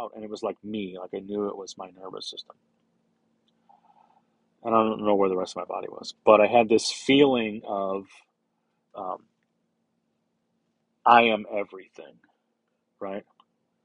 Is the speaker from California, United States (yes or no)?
no; St. Louis, Missouri, United States; I grew up in St. Louis, in a neighborhood in South St. Louis called Dogtown.